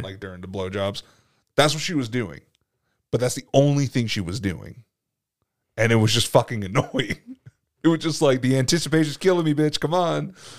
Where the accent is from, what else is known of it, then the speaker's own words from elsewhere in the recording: Atlanta, Georgia, United States; growing up in Atlanta